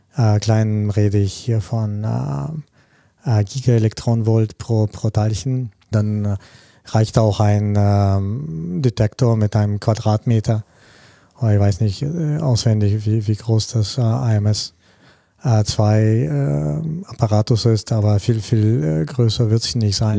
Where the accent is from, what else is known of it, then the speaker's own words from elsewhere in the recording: Russia; moved away; also born or lived in Germany / Spain / Japan; Ich komme ursprünglich auch aus Russland